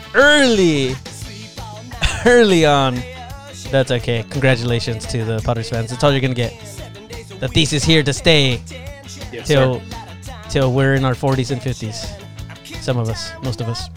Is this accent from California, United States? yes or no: yes; Imperial Valley, California, United States; I'm from Imperial Valley